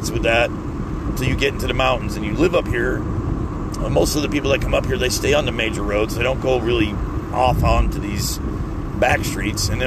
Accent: Florida, United States; moved away; because we're from Florida and everything's flat and fucking straight?

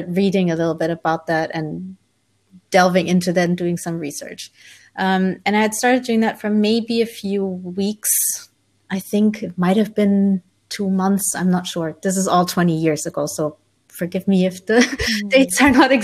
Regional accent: Germany; also born or lived in Colombia; So I was born in Colombia in South America, but was adopted as a baby by my parents who are from Holland. So I'm Dutch on my passport, but I grew up in Germany.

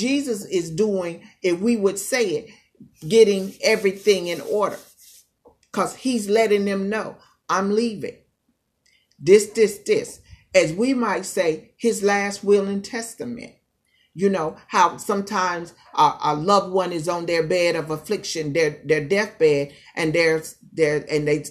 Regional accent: East Coast, United States; moved away; also born or lived in California; I born and raised on the East Coast, so being out here on the West Coast

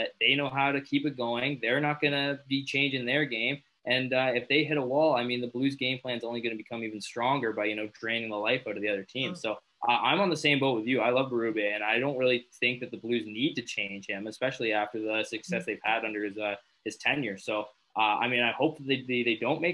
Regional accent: Owen Sound, Ontario, Canada; my hometown, Owen Sound

